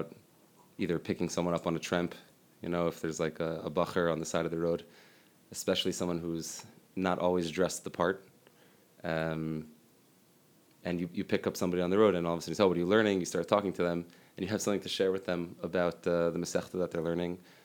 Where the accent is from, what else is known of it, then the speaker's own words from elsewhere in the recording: Lower Merion, Pennsylvania, United States; I grew up in Lower Merion, Pennsylvania, in Philadelphia.